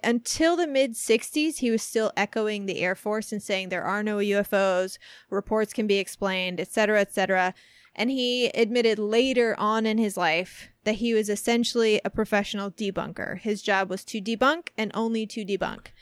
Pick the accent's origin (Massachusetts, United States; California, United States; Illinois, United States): Illinois, United States; Centralia; moved away; my hometown, Centralia